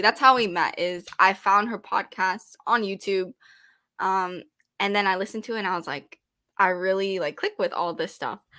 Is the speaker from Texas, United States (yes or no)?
yes; Texas, United States; I grew up in Texas, and I feel like I really enjoyed my experience growing up here